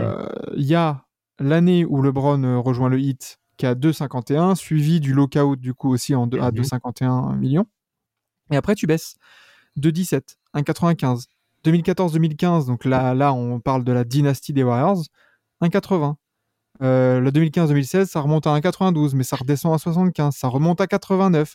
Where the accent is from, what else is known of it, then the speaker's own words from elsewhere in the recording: France; nous on est français